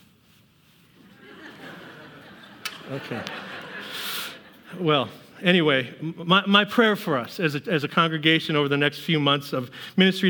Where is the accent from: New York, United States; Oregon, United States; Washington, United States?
Washington, United States; Seattle; moved away; I'm from Seattle